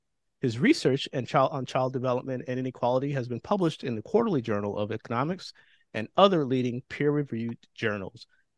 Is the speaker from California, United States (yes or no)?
yes; Bay Area, California, United States; I'm from the Bay Area.